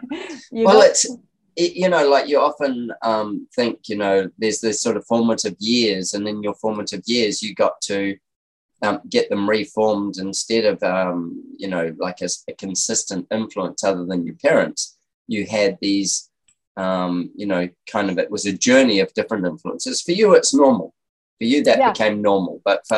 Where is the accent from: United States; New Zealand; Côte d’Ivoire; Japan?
New Zealand; moved away; I'm a New Zealander